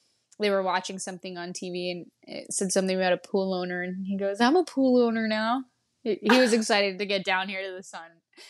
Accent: Oregon, United States; also born or lived in Arizona; now in Chandler, United States; I'm from Oregon.

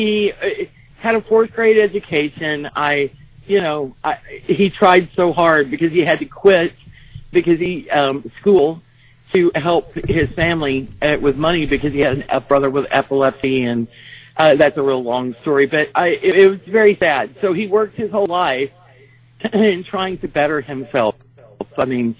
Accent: Texas, United States; accent: Texas; I'm from Texas

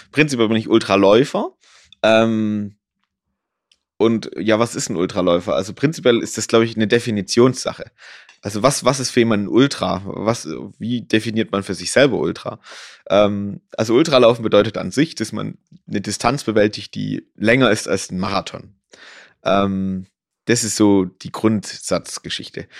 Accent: Ore Mountains, Saxony, Germany; also born or lived in Dresden; now in Garmisch-Partenkirchen, Germany; komme ich äh, gebürtig aus dem Erzgebirge, komme vom Skilanglauf, also habe da quasi immer in einer sehr, sehr sportlichen Familie gewohnt

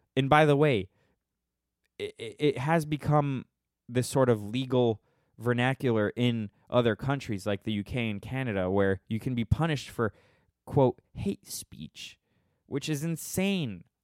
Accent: Minnesota, United States; I'm from Minnesota.

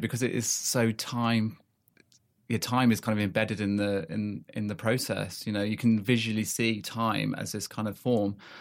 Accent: South Africa; also born or lived in Manchester; now in United Kingdom; I grew up in South Africa, um, came back to the U K in ninety-three.

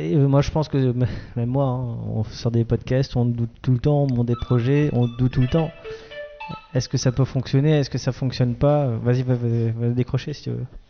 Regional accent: Grand Est, France; je suis un Alsacien

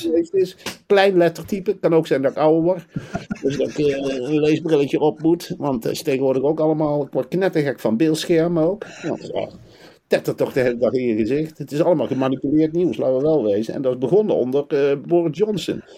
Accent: North Brabant, Netherlands; moved away as an adult; now in United Kingdom; Ik kom oorspronkelijk uit Brabant

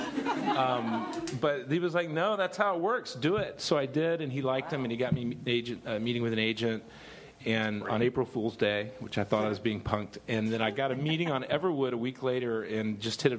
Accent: Dallas, Texas, United States; I grew up in Dallas with the Wilson brothers

